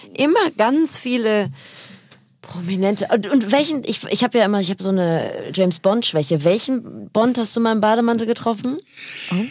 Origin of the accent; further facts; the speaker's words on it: North Rhine-Westphalia, Germany; moved away; ich komme aus Nordrhein-Westfalen, da gab es nur den WDR